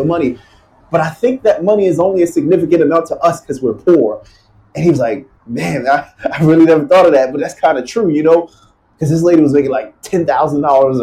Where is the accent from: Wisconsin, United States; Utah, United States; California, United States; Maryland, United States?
Maryland, United States; Baltimore; now in Los Angeles, United States; growing up in Baltimore, Maryland